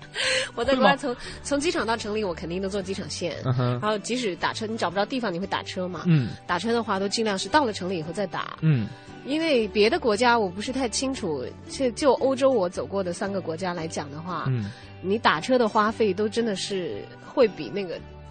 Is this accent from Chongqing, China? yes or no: yes; Chongqing, China; moved away as an adult; 我在重庆待到十八岁嘛